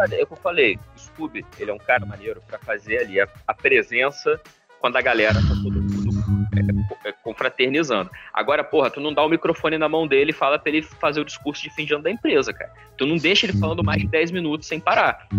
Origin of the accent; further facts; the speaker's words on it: Rio de Janeiro, Brazil; falando um pouco como carioca